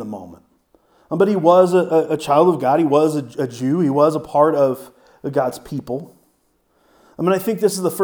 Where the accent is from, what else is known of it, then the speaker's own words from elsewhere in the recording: United States; I am an American